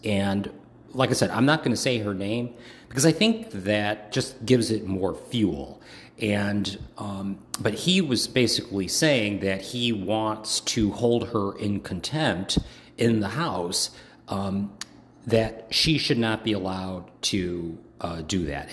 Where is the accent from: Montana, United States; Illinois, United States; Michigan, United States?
Illinois, United States; Chicago; moved away; also born or lived in Hawaii / Washington, D.C.; I am originally from Chicago